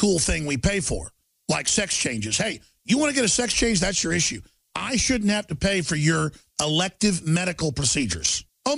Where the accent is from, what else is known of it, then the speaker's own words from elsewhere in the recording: Dallas, Texas, United States; growing up in Dallas, Texas in the 80s and 90s.